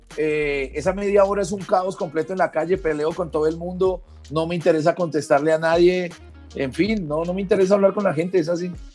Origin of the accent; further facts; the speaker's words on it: Bogotá, Colombia; also born or lived in Pereira; en una, en una eh, localidad muy grande de Bogotá, que fue donde vivimos, que es la localidad de Engativá